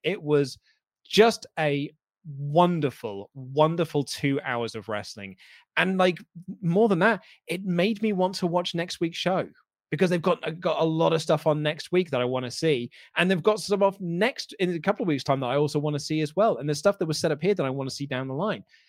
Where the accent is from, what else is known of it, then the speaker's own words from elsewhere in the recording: United Kingdom; we're a British crowd